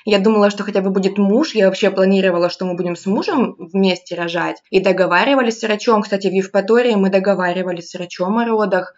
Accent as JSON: {"language": "Russian", "region": "Rostov Oblast", "country": "Russia", "also_born_or_lived": "Crimea", "moved": "as an adult", "said": "я вообще из Ростовской области, ну, последние там 6 лет, 7 я в Ростов, в городе Ростов-на-Дону жила, училась, потом работала"}